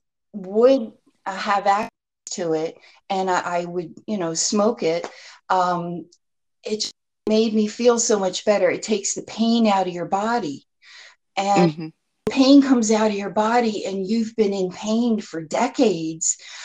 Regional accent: New Jersey, United States; moved away as an adult; also born or lived in Florida; I grew up in New Jersey, and I lived here most of my life, and then I moved to Florida for about 16 years, and I just recently moved back to New Jersey

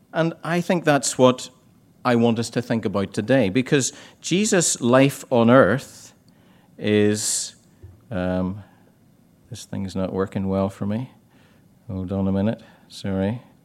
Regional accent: Ballycastle, Northern Ireland, United Kingdom; I used to do them in my hometown in Ballycastle.

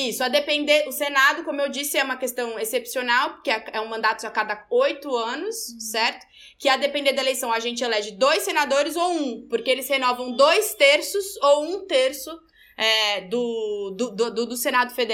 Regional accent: São Paulo, Brazil; also born or lived in Salvador; cresci em São Paulo, estou aqui na minha terra mãe de volta, a trabalho, mas muito feliz.

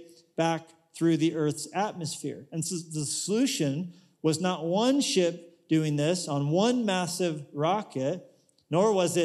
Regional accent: United States; we're from America

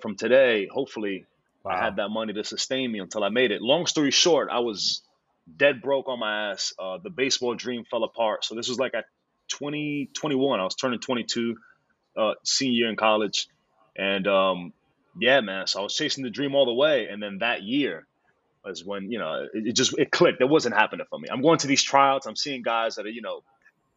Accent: New York City, New York, United States; I was born and raised here in Brooklyn, New York

